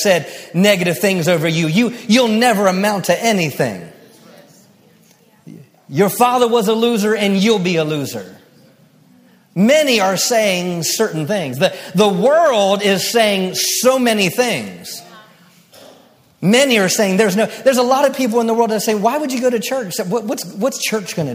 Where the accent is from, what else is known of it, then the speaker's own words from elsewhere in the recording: Maryland, United States; I grew up in Maryland